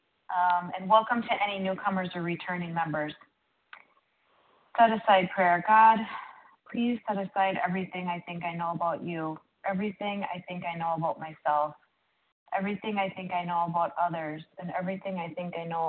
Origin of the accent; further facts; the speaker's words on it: Minnesota, United States; I'm from Minnesota